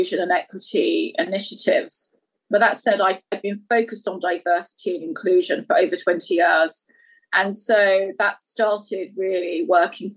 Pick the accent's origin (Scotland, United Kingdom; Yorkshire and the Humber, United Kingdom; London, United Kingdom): London, United Kingdom; I was born and raised in London